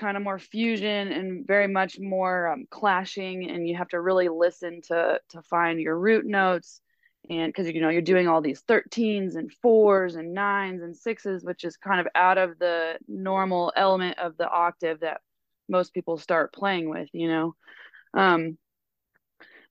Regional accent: Kansas City, United States; I'm from Kansas City. I live there currently

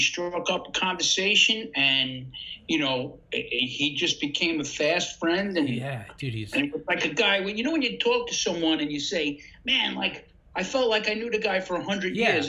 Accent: New York, United States; and I'm from New York

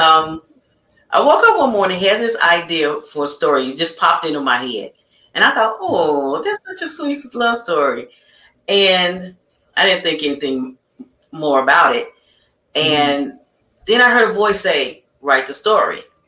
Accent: Chicago, Illinois, United States; I am born and raised from the south side of Chicago.

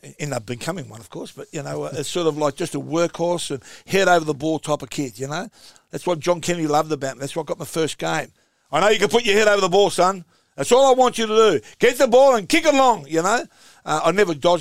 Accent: Australia; We're just as Australian as you are. I was born here

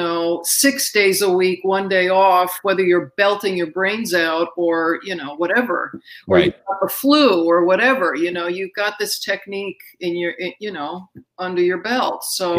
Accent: Astoria, New York, United States; I did. Astoria, Queens. Yeah.

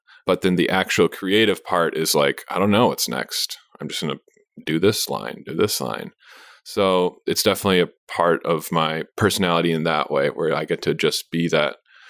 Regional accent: San Francisco, California, United States; born there; I was born in San Francisco and I was just like a city baby and my parents are from a big city in Romania.

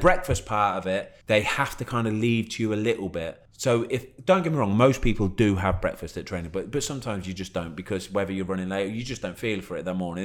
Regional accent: Leamington Spa, West Midlands, United Kingdom; I was born in Leamington, which is probably what 15, 20 minutes away

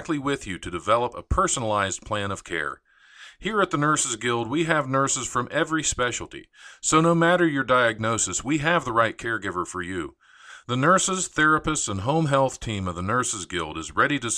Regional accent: Ohio, United States; my home state of Ohio.

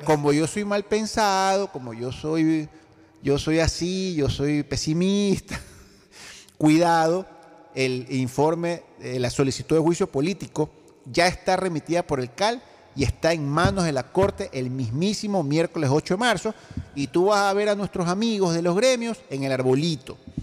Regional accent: Guayaquil, Guayas, Ecuador; Yo, como ecuatoriano, como guayaquileño

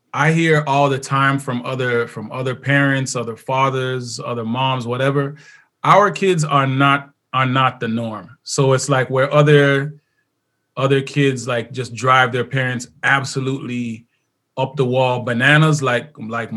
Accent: Jamaica; I'm Jamaican, so I got 24 kids

